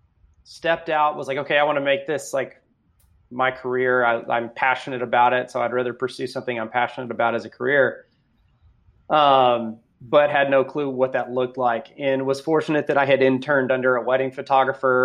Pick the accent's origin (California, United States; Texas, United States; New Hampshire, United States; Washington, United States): Texas, United States; Austin; also born or lived in Houston, Texas; I born and raised Texan. I was born in Houston, but pretty much grew up in the greater Austin